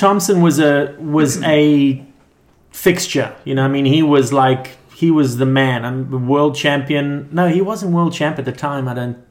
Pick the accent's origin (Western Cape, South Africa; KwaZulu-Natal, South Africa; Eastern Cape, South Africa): KwaZulu-Natal, South Africa; Durban; moved away as an adult; also born or lived in Johannesburg, South Africa; now in Huntington Beach, United States; I was born in Johannesburg, but I grew up in Durban, South Africa, which is where... at the beach where Sean Thompson, Martin Potter, Geordie eventually... So it was a high performance zone, excellent waves.